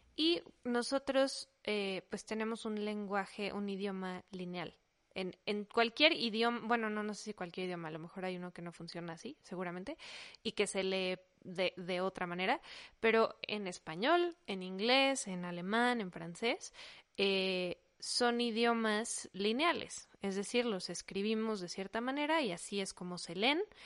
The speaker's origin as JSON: {"language": "Spanish", "country": "Mexico", "first_language": "Spanish", "said": "somos mexicanos, nuestro idioma natal es español"}